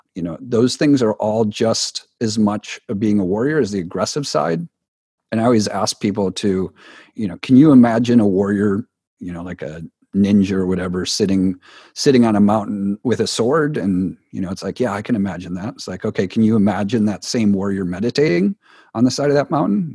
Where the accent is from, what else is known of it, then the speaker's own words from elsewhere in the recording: Wisconsin, United States; growing up in Wisconsin, which is a cold part here of the U S.